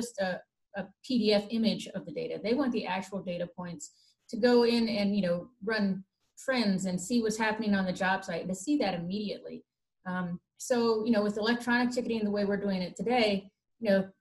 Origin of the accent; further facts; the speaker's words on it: Midwest, United States; being a Midwesterner myself